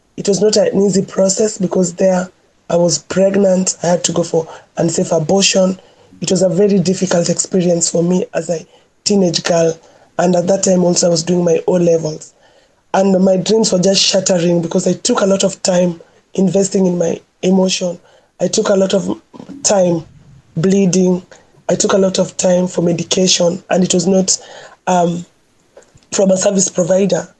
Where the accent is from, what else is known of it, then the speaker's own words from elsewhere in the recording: Nairobi, Kenya; growing up in Kibera, and also coming from a very patriarchal community